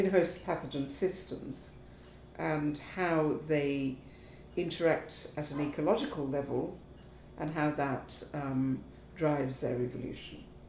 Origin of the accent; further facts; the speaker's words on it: Kolkata, West Bengal, India; moved away as an adult; also born or lived in Africa / Princeton, United States; now in United Kingdom; I was born in Calcutta, spent a lot of my early childhood in Africa and in the United Kingdom, but then returned to Calcutta for what I call my formative years, secondary school